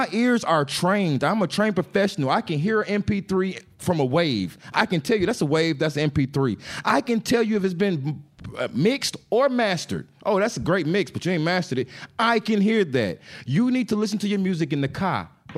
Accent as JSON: {"language": "English", "town": "Dallas", "region": "Texas", "country": "United States", "tie": "born there", "also_born_or_lived": "Atlanta / Fort Lauderdale / Huntington Beach / Indiana", "said": "Hey, I was born in Dallas, Texas. I moved to Atlanta, then Fort Lauderdale, then Huntington Beach, California, then back to Atlanta, then to Indiana."}